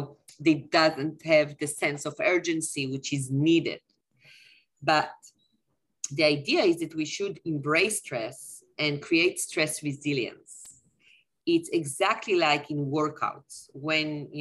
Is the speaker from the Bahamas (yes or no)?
no; Tel Aviv, Tel Aviv District, Israel; I'm originally from Tel Aviv.